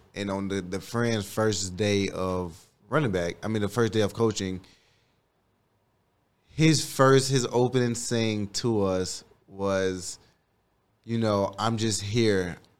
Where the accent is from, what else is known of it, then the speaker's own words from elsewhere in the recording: Miami, Florida, United States; No, Liberty City. 83rd and 7th.